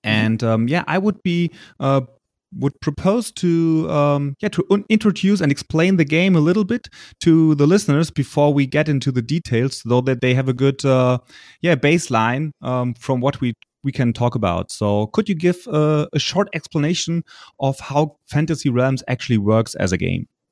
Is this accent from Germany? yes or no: yes; Germany; accent: German; English is a second language; my poor English skills and my German accent